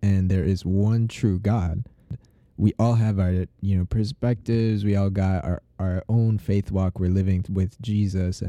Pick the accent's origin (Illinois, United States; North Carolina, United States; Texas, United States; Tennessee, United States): Illinois, United States; Chicago; I was born and raised in Chicago, Illinois, a little towards the northern suburbs.